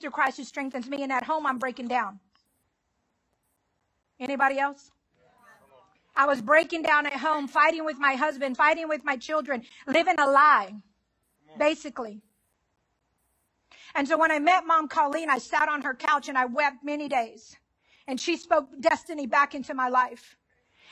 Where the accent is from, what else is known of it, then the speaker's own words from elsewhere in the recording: Dallas, Texas, United States; I'm from Southeast Dallas, which is hood. It's called Pleasant Grove